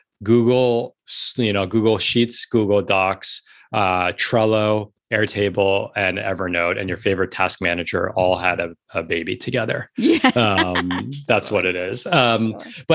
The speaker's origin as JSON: {"language": "English", "town": "New York City", "region": "New York", "country": "United States", "tie": "born or raised there", "moved": "as an adult", "lives_now": "Los Angeles, United States", "said": "I'm a born and bred New Yorker. I grew up in New York City. I was born in the East Village"}